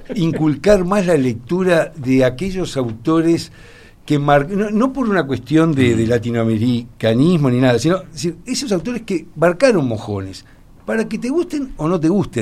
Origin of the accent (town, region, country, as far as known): Uruguay